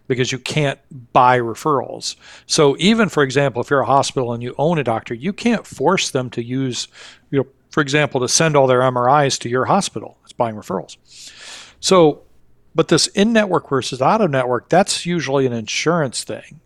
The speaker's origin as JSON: {"language": "English", "town": "Kalamazoo", "region": "Michigan", "country": "United States", "tie": "born or raised there", "said": "my hometown, um, Kalamazoo, Michigan."}